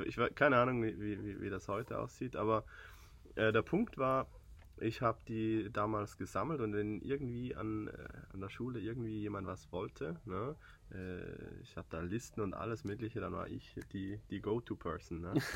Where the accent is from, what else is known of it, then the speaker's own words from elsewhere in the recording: southern Switzerland, Switzerland; accent: Swiss; Ich bin Schweizer aus dem Süden